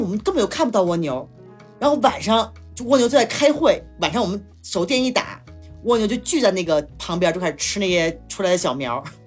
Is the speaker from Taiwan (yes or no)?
no; China; now in San Cristóbal de las Casas, Mexico; 我们中国人比较喜欢的花儿